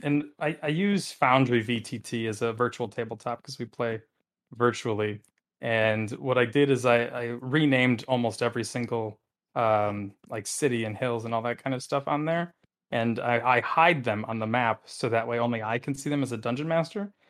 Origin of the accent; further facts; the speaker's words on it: Wisconsin, United States; I come from Wisconsin